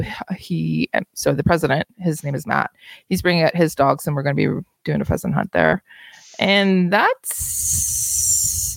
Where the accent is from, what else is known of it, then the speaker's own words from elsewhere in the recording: Kingston, Ontario, Canada; my hometown of Kingston